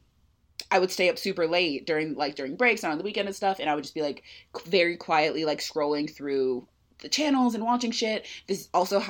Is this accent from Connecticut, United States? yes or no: no; California, United States; I was born and raised in California